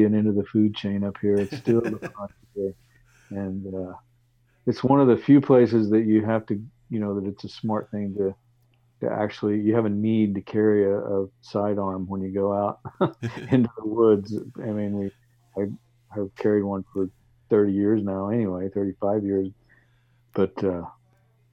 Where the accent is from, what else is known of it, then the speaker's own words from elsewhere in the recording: Texas, United States; moved away as an adult; also born or lived in Alaska; I grew up in Texas, and I remember going to a state fair in Dallas